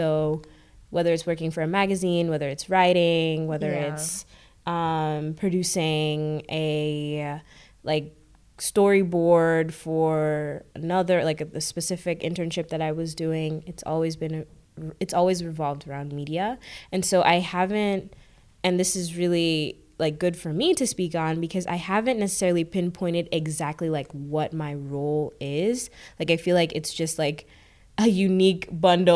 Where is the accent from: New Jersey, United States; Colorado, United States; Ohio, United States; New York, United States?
New York, United States; New York City; also born or lived in Kenya / Ottawa, Canada; I am originally from Kenya. But I've lived and was raised in New York City, and this is where I've spent most of my time